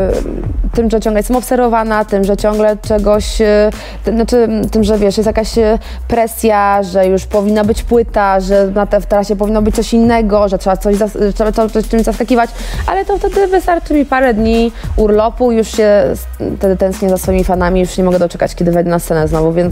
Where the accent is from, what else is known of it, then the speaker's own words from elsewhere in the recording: Ciechanów, Masovian Voivodeship, Poland; zabrać mnie do domu o tej 23 do Ciechanowa